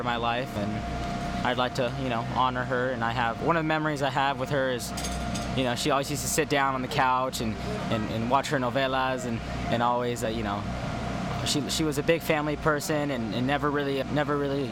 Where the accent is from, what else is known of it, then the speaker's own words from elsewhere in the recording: Simi Valley, California, United States; I am from Simi Valley, California.